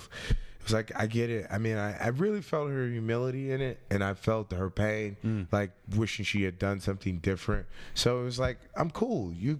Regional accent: Richmond, Virginia, United States; I grew up in Richmond, Virginia. Yeah, I grew up in Richmond, Virginia.

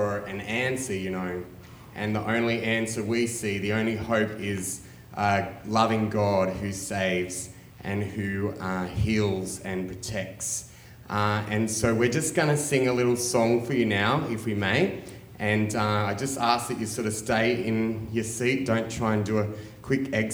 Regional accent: Australia; moved away as an adult; now in Nicaragua; I'm from Australia

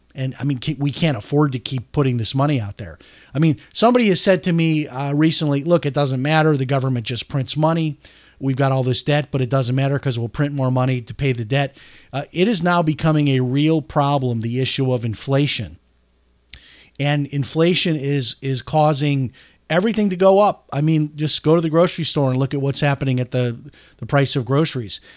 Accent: Chicago, Illinois, United States; moved away as an adult; I grew up in Chicago, uh, lived there until I was eighteen years old

